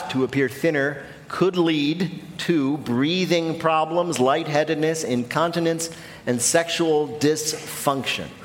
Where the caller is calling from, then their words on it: Fayetteville, Arkansas, United States; I'm calling in from Fayetteville, Arkansas.